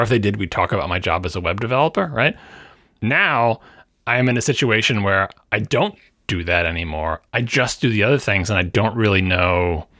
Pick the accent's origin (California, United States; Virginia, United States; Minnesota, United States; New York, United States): New York, United States; I am a New Yorker, after all.